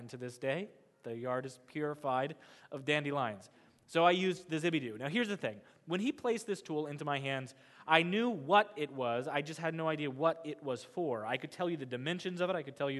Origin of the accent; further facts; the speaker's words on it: Kansas, United States; You have to understand that I grew up in Kansas. I grew up on farmland.